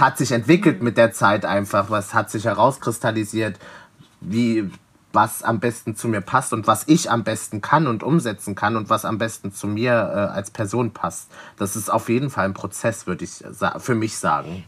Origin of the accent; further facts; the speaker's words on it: Leipzig, Saxony, Germany; moved away as an adult; now in Berlin, Germany; ich komme aus Leipzig